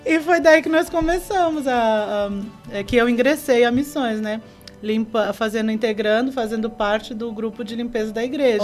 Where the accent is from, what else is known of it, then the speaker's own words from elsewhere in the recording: Brazil; moved away as an adult; also born or lived in Peru; eu morava no Maitá. Eu era, uhum. eu era da, da Peniel de Maitá. Então, ali no bairro foi onde eu cresci